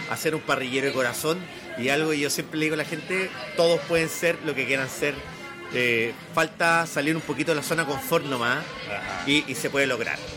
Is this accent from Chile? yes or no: yes; Valparaíso, Chile; Ah, Soy de Valparaíso. Eso ya